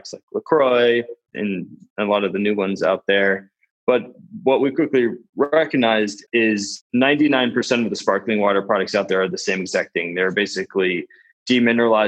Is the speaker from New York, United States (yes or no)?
no; Vermont, United States; we're both from Vermont